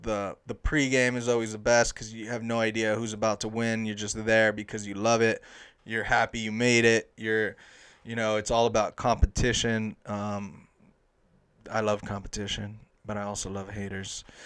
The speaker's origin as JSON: {"language": "English", "town": "Los Angeles", "region": "California", "country": "United States", "also_born_or_lived": "Inglewood, California", "said": "I'm originally from the San Fernando Valley"}